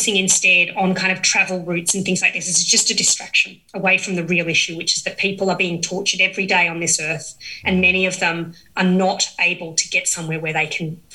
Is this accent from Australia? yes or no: yes; Australia; as an Australian